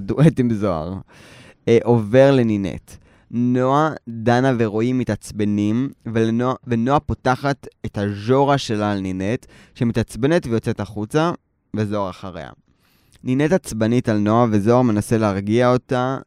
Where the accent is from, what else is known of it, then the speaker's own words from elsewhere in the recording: Tel Aviv, Tel Aviv District, Israel; אני נולדתי בתל אביב